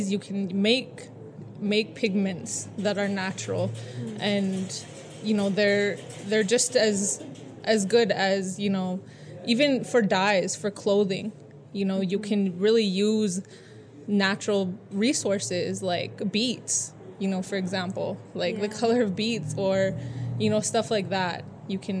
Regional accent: Blackfeet Nation, Montana, United States; now in Los Angeles, United States; I'm from Omskapi Bakani Blackfeet Nation. I live here

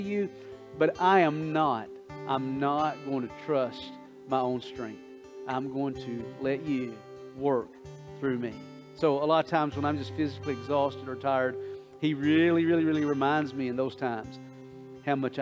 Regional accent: Coldwater, United States; I grew up in Coldwater

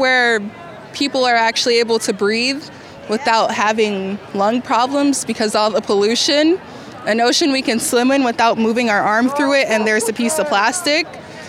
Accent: Sacramento, California, United States; I'm from Sacramento. I was born and raised here.

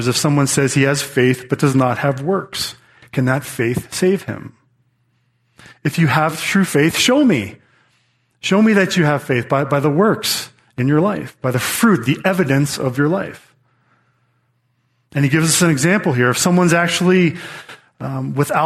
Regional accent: United States; we are American citizens

